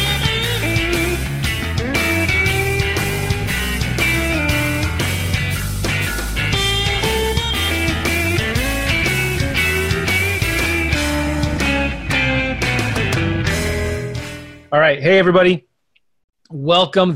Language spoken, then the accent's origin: English; San Diego, California, United States; moved away; also born or lived in Van Nuys / Bakersfield / San Francisco; I was born in Van Nuys, raised in San Diego.